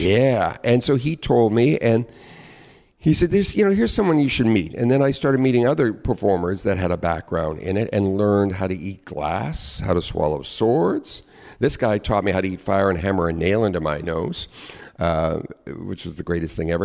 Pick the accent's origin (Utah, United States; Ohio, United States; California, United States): California, United States; Long Beach; now in New York, United States; I grew up in Southern California in a, uh, suburban community.